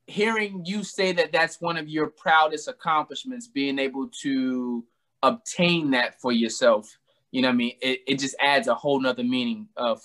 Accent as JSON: {"language": "English", "town": "Albany", "region": "New York", "country": "United States", "said": "I'm from Arbor Hill."}